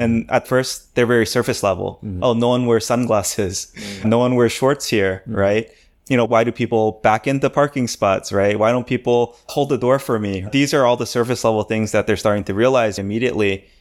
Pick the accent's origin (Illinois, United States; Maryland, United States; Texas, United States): Maryland, United States; moved away as an adult; also born or lived in California / Korea; now in Seoul, South Korea; I was born and raised in America, specifically in Maryland, the greatest state in the union.